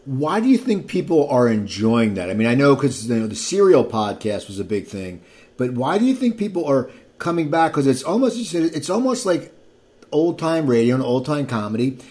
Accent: near Philadelphia, New Jersey, United States; I grew up near Philadelphia, ten minutes over the bridge

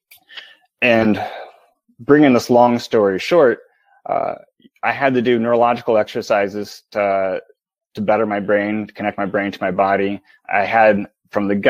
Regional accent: Midwest, United States; I'm from the Midwest

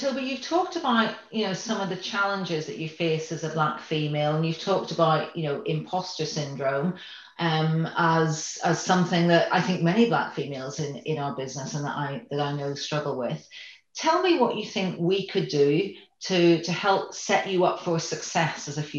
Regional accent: Northern Ireland, United Kingdom; moved away; I grew up in Northern Ireland, where of course you're either Protestant or Catholic, but you don't ask anybody which they are.

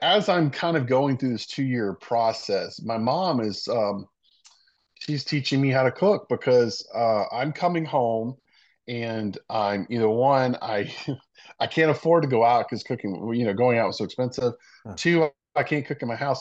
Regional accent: Savannah, Georgia, United States; also born or lived in Meridian, Mississippi; I lived pretty much my old childhood here in Savannah, going to the beach

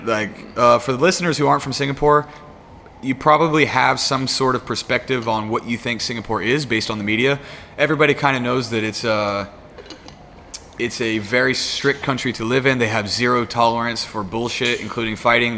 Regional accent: United States; I'm American

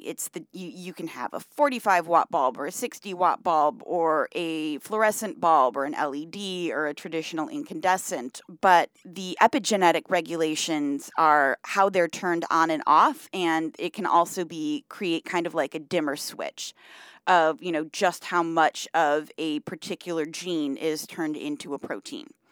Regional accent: Michigan, United States; I grew up in Michigan

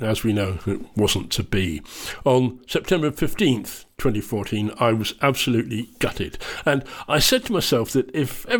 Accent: England, United Kingdom; moved away as an adult; now in Scotland, United Kingdom; I'm English. I lived in England for the first 32 years of my life

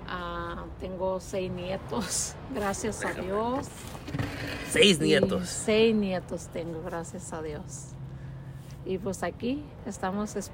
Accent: Durango, Mexico; moved away; Yo soy de, de Durango.

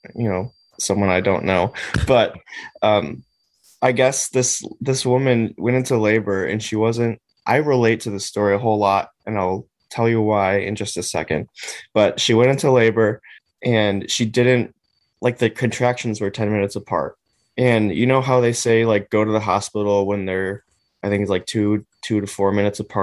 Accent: Chicago, Illinois, United States; we grew up in Chicago.

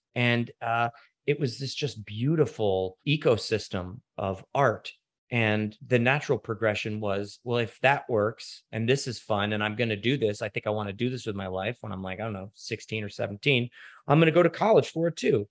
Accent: Washington, District of Columbia, United States; I grew up in Washington, D C

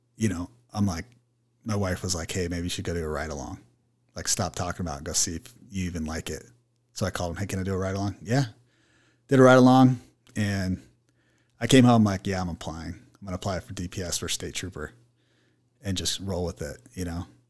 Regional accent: Mesa, Arizona, United States; I was born and raised in Mesa

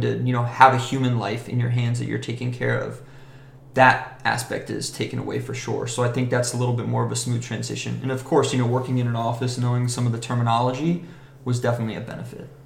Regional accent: Vero Beach, Florida, United States; I'm originally from Vero Beach, Florida.

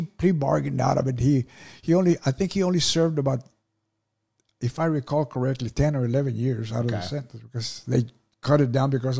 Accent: Dallas, Texas, United States; I'm from Dallas. Why would I want to put it

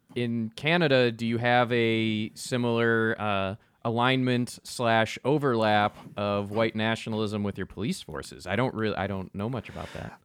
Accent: United States; as an American

